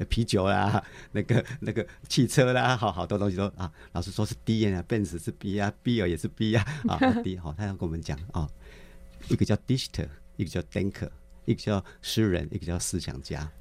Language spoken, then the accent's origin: Chinese; Miaoli County, Taiwan; 我是出生在，啊，苗栗的一个，啊，偏乡的 哦。啊，地方